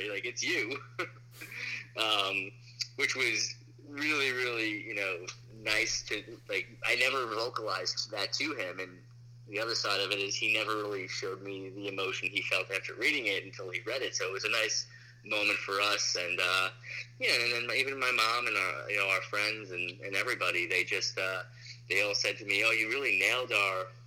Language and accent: English; New York, United States; on Long Island and the friends we made. So it's very very personal.